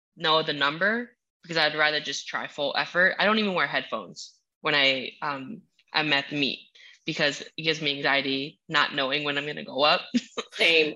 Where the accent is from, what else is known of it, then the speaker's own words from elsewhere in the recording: Minnesota, United States; English is a second language; also born or lived in Utah / Idaho; now in Florida, United States; I'm from Minnesota originally